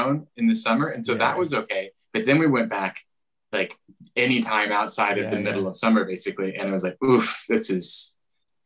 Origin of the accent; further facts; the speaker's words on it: Nebraska, United States; moved away as an adult; now in United Kingdom; I'm from Nebraska